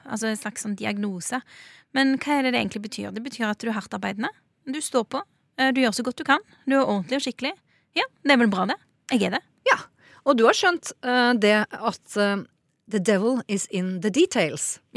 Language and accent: Norwegian; Norway; Så den jorda jeg står på i dag, det er jo, det er jo fedrelandet mitt, det er jo hjemlandet mitt. Og det er jeg stolt av.